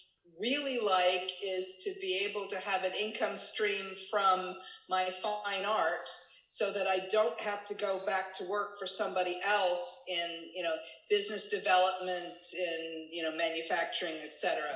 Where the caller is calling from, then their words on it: Fremont, California, United States; I'm in Fremont, California, in the San Francisco Bay Area.